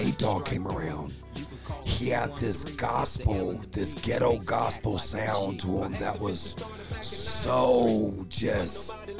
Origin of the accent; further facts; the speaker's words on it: Bay Area, California, United States; And more importantly, we're Bay Area guys. And being from the Bay Area